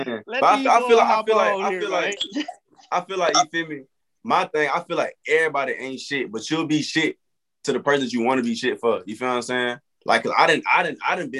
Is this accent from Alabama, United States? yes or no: yes; Montgomery, Alabama, United States; I got a couple more stuff coming up, like shows and stuff in Montgomery. That's my hometown.